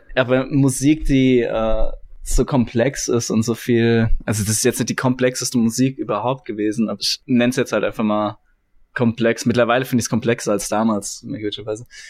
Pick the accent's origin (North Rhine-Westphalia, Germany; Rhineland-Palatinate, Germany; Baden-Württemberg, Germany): Rhineland-Palatinate, Germany; Kaiserslautern; ich bin 25 Jahre alt, ich komme aus Kaiserslautern